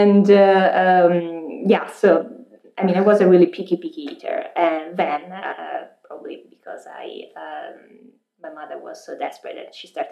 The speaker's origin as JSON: {"language": "English", "town": "Pisa", "region": "Tuscany", "country": "Italy", "tie": "born or raised there", "also_born_or_lived": "Milan, Italy / Washington, D.C., United States", "moved": "as an adult", "lives_now": "Boston, United States", "said": "I was born and raised in Pisa, Italy"}